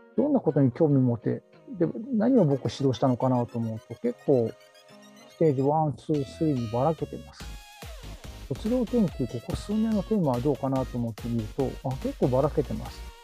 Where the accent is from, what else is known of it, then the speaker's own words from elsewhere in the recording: Kyoto, Japan; moved away as an adult; also born or lived in Osaka / Kobe / Aichi / Yokosuka; 大阪生まれの京都育ちです。